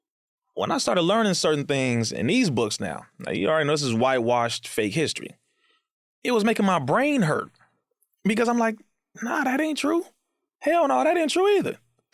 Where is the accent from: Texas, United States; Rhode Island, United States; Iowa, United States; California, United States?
California, United States; Compton; And I went to Sister Clara Muhammad School and I went to MUI, known as Muhammad University of Islam, when I was younger, both in Compton, California.